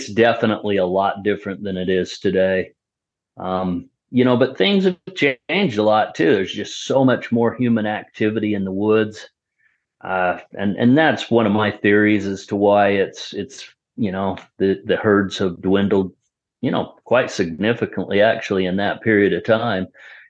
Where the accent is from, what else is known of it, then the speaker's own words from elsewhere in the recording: Salt Lake City, Utah, United States; also born or lived in Ogden, Utah / Farmington, Utah; I was born in Salt Lake and lived in Ogden part of my life, and so I've always been here, never lived outside Utah.